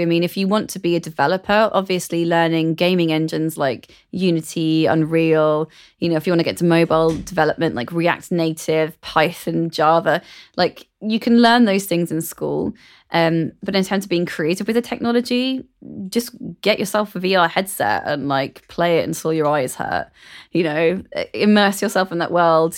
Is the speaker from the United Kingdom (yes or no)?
yes; London, United Kingdom; growing up in London was a massive advantage to me.